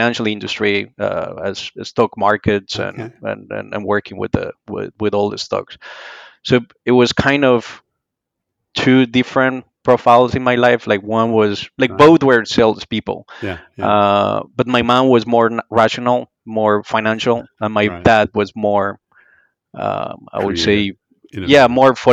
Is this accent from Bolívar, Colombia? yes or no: no; Medellín, Antioquia, Colombia; moved away; I grew up in Medellin, Colombia, early in the time